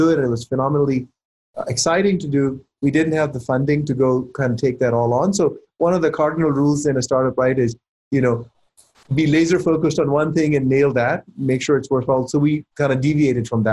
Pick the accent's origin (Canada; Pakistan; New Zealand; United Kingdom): Pakistan; also born or lived in Silicon Valley, California; now in United States; I was born and raised in Pakistan